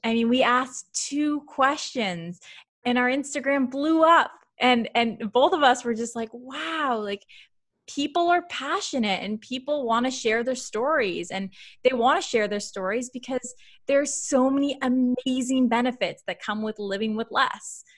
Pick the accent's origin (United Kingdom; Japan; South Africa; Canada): Canada; I'm very Canadian